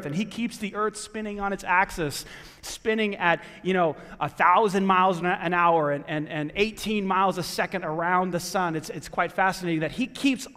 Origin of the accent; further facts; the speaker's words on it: New York, United States; now in Greenwood, United States; I grew up in New York